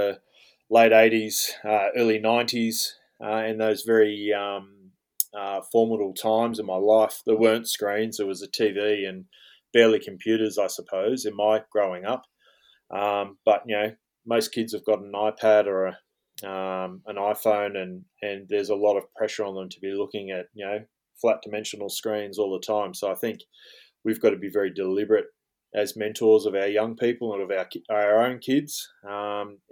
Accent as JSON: {"language": "English", "town": "Tamworth", "region": "New South Wales", "country": "Australia", "tie": "born or raised there", "lives_now": "Jindabyne, Australia", "said": "I grew up in the northwest New South Wales, up in Tamworth, famously known as the Country Music Festival or Country Music Capital of Australia"}